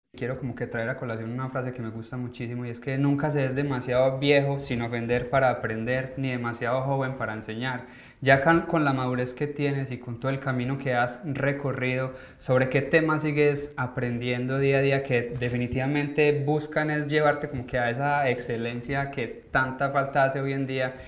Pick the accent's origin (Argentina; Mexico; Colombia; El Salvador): Colombia; moved away as an adult; nosotros como colombianos